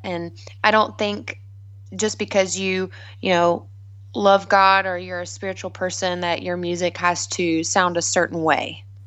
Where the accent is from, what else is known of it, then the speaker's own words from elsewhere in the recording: South Carolina, United States; I grew up in South Carolina in a small hometown.